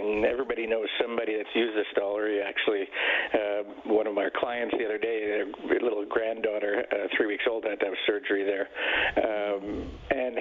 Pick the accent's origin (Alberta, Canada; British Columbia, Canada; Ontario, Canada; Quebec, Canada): Alberta, Canada; Edmonton; I was born and raised in Edmonton